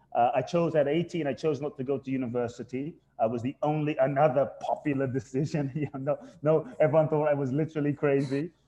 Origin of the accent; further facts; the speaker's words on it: London, United Kingdom; moved away as an adult; also born or lived in Ghana; now in United States; I was born in Ghana, West Africa. My father's from Ghana, my mother's Japanese. I grew up in London.